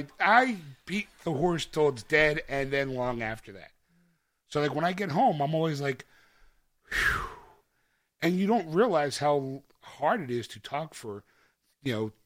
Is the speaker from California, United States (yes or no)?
no; Philadelphia, Pennsylvania, United States; I'm a schlub from Philadelphia.